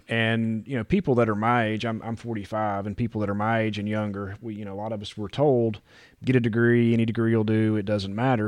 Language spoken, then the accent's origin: English; West Virginia, United States; also born or lived in Louisiana / Tennessee; now in North Carolina, United States; I'm not from here originally. I grew up in West Virginia